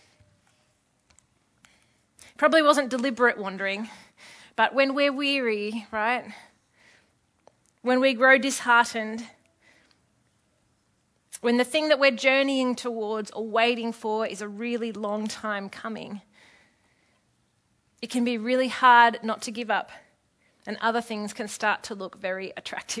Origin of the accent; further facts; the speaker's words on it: Epping, New South Wales, Australia; I grew up in Epping.